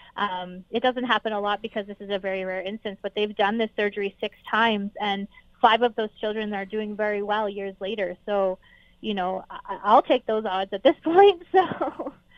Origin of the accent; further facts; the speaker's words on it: Canada; as a Canadian